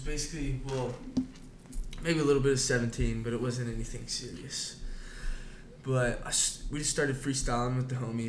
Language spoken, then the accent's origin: English; Atlanta, Georgia, United States; I'm from Atlanta, Georgia. I was born there.